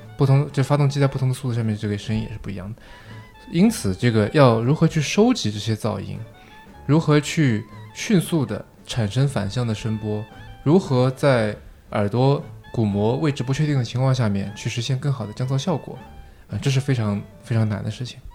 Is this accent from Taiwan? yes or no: no; China; 我们中国人